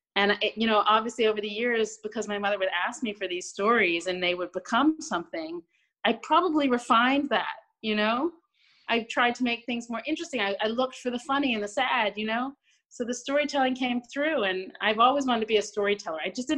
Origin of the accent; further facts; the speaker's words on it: London, United Kingdom; moved away as an adult; now in United States; No, you know what's weird? I'm from London, but my parents are both Americans. So they raised me as an American in London.